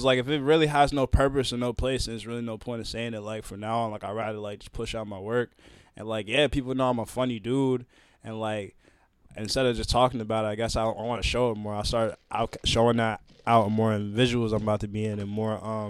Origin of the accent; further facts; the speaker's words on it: New London, Connecticut, United States; moved away as an adult; also born or lived in Groton, Connecticut; now in Boston, United States; I'm like, nah, I came here to live in Boston. I'm helping Boston, but I'm originally from New London, Connecticut, and that's my home.